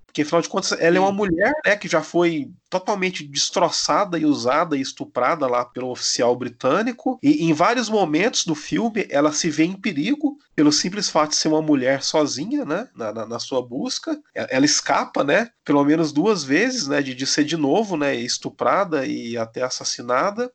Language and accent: Portuguese; Brazil; eu, como brasileiro vivendo em 2020